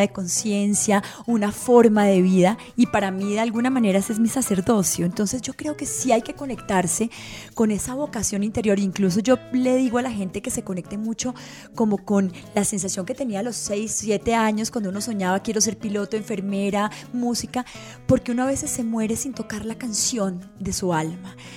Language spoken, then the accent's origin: Spanish; Antioquia, Colombia; toda la vida me crié al lado de un seminario en la sede de Antioquia